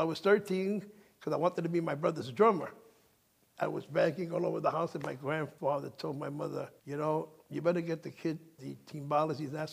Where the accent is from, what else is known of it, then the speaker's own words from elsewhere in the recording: New York City, New York, United States; also born or lived in Manhattan, New York; we moved by 1942, right, World War II, into the Bronx. Well, then known as the South Bronx. Bronx was gorgeous then, you know, and that's where I was raised